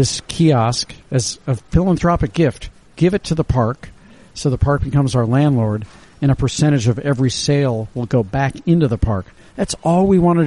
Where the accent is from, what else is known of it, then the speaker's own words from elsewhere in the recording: St. Louis, Missouri, United States; moved away as an adult; now in New York, United States; growing up in St. Louis